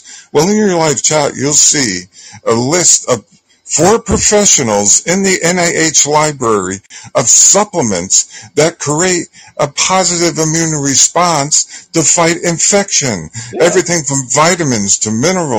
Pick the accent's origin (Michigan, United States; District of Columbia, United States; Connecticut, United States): Connecticut, United States; I grew up in Connecticut